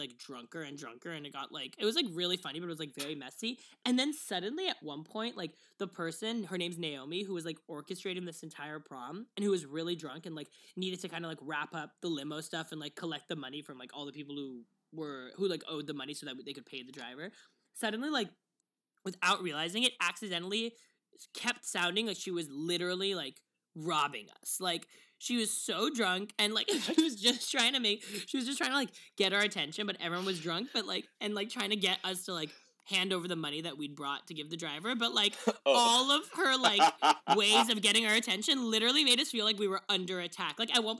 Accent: New York City, New York, United States; I was born and raised in the Bronx, brother.

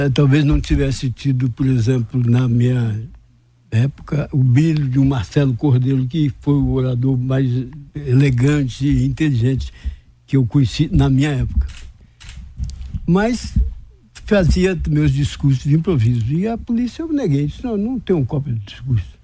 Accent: Vitória da Conquista, Bahia, Brazil; also born or lived in Anagé / Salvador; eu nasci em Anagé, que era um distrito de conquista naquela época. E sou muito grato de, de ser baiano e de ser conquistante

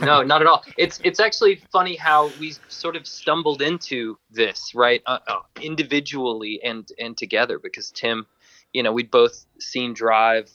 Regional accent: Georgia, United States; I'm from Georgia in in the U.S.

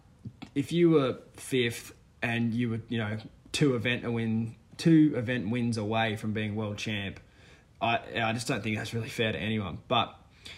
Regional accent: Australia; as an Aussie

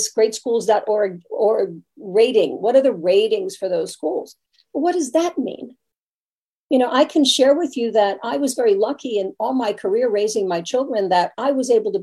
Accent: New York, United States; moved away; also born or lived in Brooklyn; I'm originally from New York

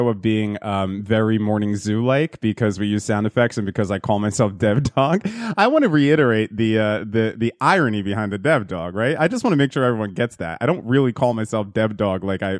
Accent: New Jersey, United States; we're from New Jersey. It's in our fucking blood.

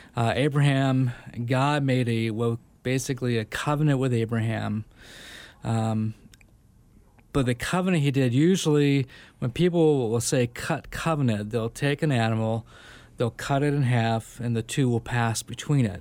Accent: Southern California, United States; moved away as an adult; also born or lived in Sacramento / Bay Area; now in Phoenix, United States; I was, uh, born and raised in Southern California

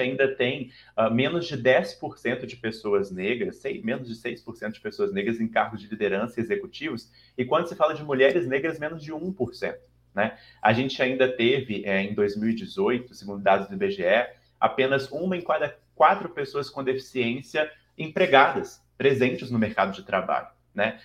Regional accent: Belo Horizonte, Minas Gerais, Brazil; accent: mineiro; moved away as an adult; now in São Paulo, Brazil; eu sou mineiro de BH. Talvez o meu sotaque já me entregue, apesar de morar cinco anos e meio em São Paulo, né? Minas nunca vai sair de mim

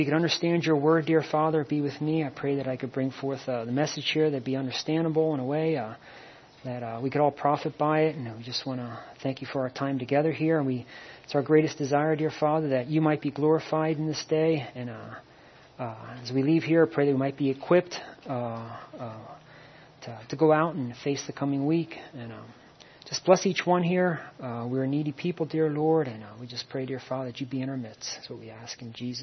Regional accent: Shoemakersville, Pennsylvania, United States; also born or lived in Reading, Pennsylvania / Hawaii; I grew up on a farm in a little town called outside of Shoemakersville

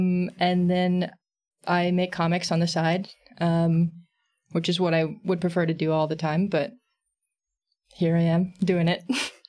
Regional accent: San Antonio, Texas, United States; I'm they, them. I'm an illustrator and comic maker here, and born and raised in San Antonio

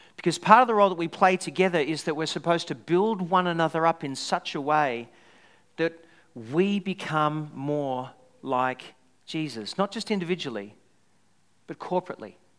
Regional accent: Australia; also born or lived in Scotland; I was someone who was Australian going to Scotland, really deep down I'm Scottish.

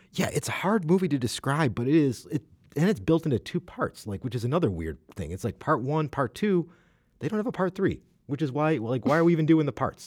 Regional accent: United States; as an American

